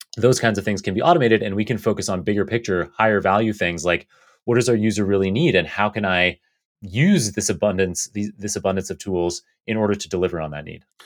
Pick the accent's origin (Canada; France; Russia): Canada; now in United States; growing up in Canada or living now in the U S